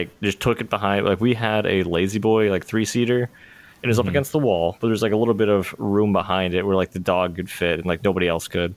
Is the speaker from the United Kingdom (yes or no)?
no; Pennsylvania, United States; growing up in Pennsylvania